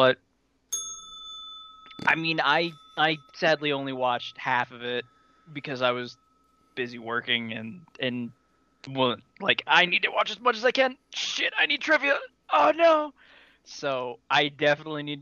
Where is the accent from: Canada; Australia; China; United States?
United States; about an hour from New York, East Coast; moved away; I'm actually from the East Coast, I was like an hour away from New York